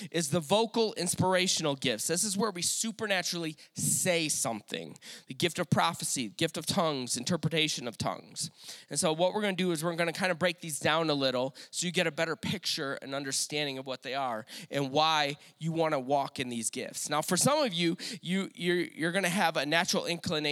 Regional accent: Detroit, Michigan, United States; moved away; I am from Detroit originally.

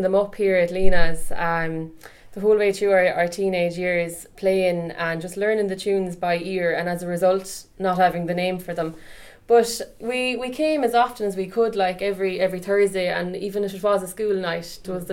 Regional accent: Tulla, Munster, Ireland; I'm from Tulla in County Clare

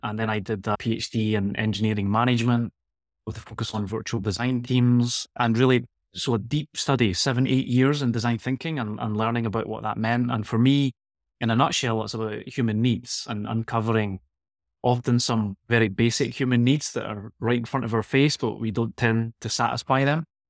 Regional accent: Glasgow, Scotland, United Kingdom; moved away as an adult; also born or lived in Girona; now in Barcelona, Spain; I'm from Glasgow originally, so I was trying to escape the Scottish climate

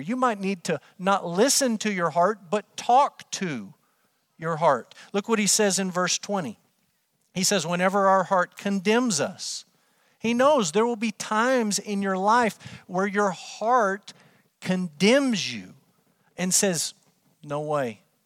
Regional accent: Amarillo, Texas, United States; moved away as an adult; also born or lived in Kentucky; I grew up in Amarillo, Texas. I lived there my entire life until Brooke and I moved to Kentucky so that I could go to seminary.

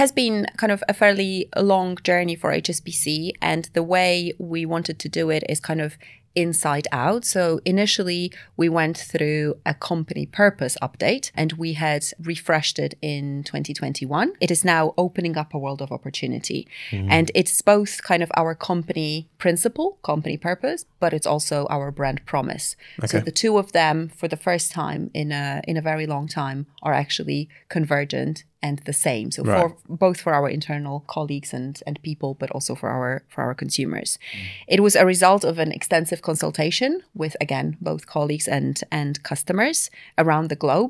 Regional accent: Poland; now in London, United Kingdom; So I'm based in London, part of the global team. I've been in London for about 10 years, but I'm actually originally from Poland.

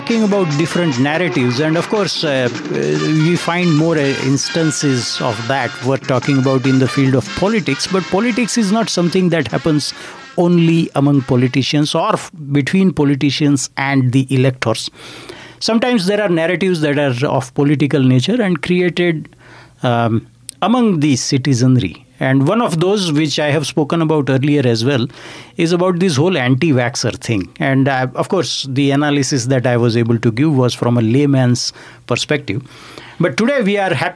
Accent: India; now in Canada; when I grew up in India

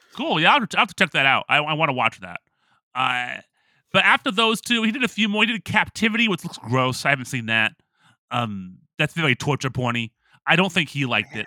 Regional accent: Toledo, Ohio, United States; Toledo, Ohio's own Katie Holmes, my ho, my hometown

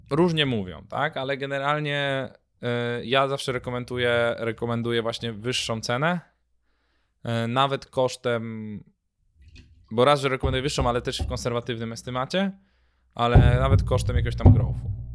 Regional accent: Poland; jestem z Polski

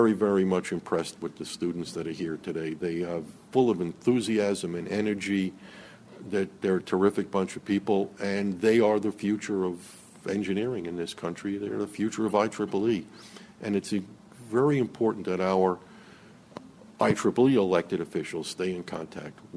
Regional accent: United States; as Americans

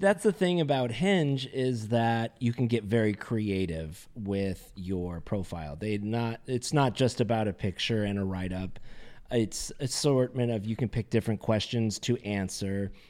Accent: Carlsbad, California, United States; being born and raised in Southern California and actually in a town called Carlsbad, which is north county of San Diego

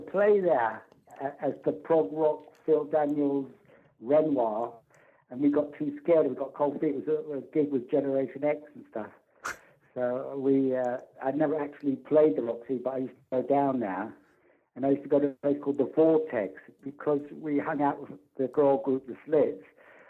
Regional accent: London, United Kingdom; I said, I come from London.

